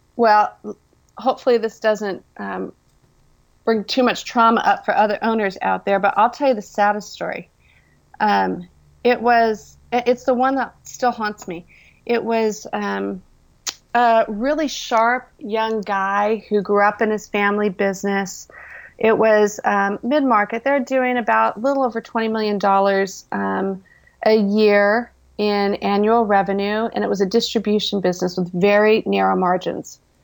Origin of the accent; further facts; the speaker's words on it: Orange County, California, United States; I was born and raised in Orange County, California, hence the orange part.